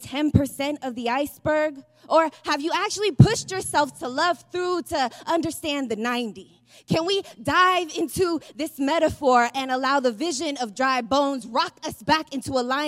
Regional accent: San Francisco, California, United States; I'm from San Francisco

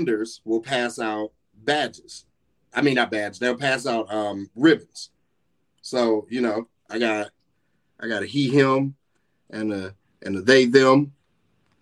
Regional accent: North Carolina, United States; also born or lived in Winston-Salem, North Carolina; I'm from North Carolina

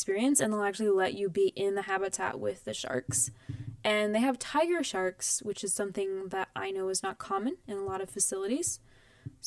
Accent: Midwest, United States; I grew up in the Midwest

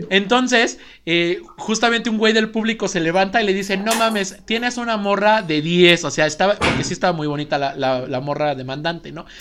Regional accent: Spain; Porque somos claramente españoles, entonces zoofobia.

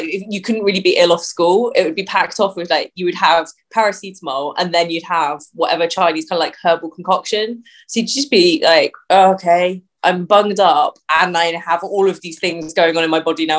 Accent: Hastings, South East England, United Kingdom; now in Luton, United Kingdom; So yeah, I'm originally born in Hastings on the south coast of England. My mum's Malaysian. My dad's white British. Good mix and of cultures and identities.

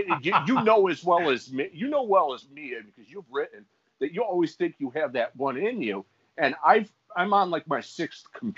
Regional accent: United States; as an American

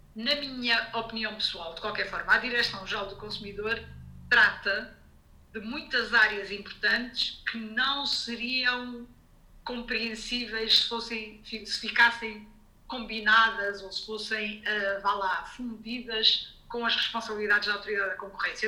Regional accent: Lisbon, Portugal; moved away as an adult; now in Geneva, Switzerland; vivi toda a vida em Lisboa

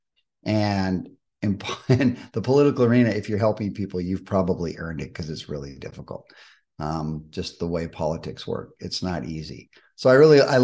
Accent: Malibu, California, United States; I was born and raised in Malibu.

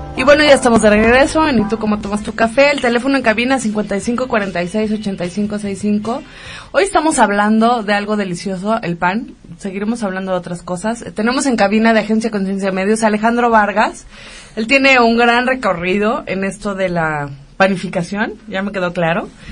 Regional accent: Mexico; así somos los mexicanos

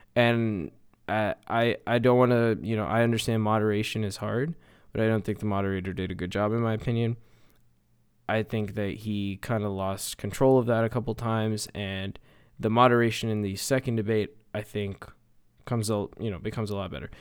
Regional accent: Canada; as a Canadian

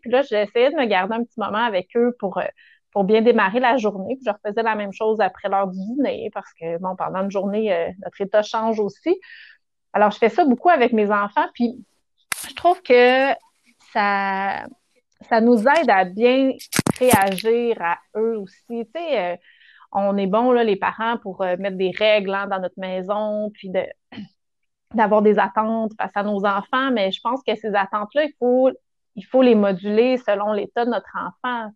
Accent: Rougemont, Quebec, Canada; j'ai grandi à Rougemont, à Montérégie, donc au pays des pommes.

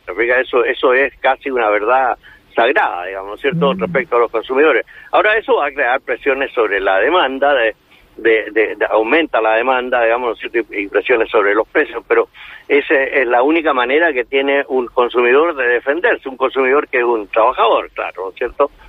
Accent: Chile; aquí en Chile

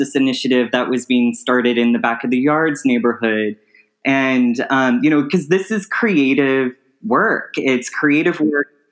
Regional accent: Chicago, Illinois, United States; I'm from Chicago, and that's kind of where I really kind of was brought up in my formative years

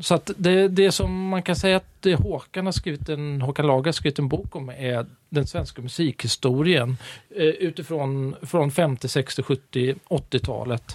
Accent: Stockholm, Stockholm County, Sweden; moved away as an adult; now in Gothenburg, Sweden; Jag är från Stockholm, mm. men eh, jag tillhör Göteborgs minsta minoritet. Eh, stockholmare som frivilligt bor i Göteborg

